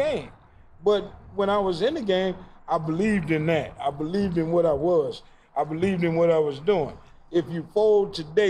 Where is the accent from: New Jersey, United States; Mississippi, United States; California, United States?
Mississippi, United States; Oh, I ain't from nowhere. I'm from Mississippi.